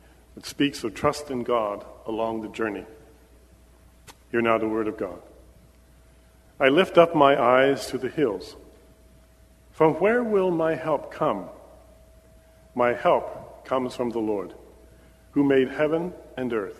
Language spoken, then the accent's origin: English; Pennsylvania, United States; moved away as an adult; my wife and I were born and raised in Pennsylvania